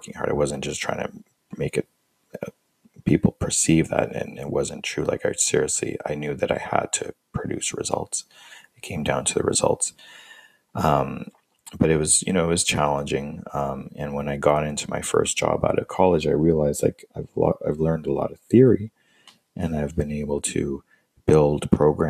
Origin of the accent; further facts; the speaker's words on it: Canada; moved away as an adult; also born or lived in United States; I'm from Canada and I was living in the States as an international student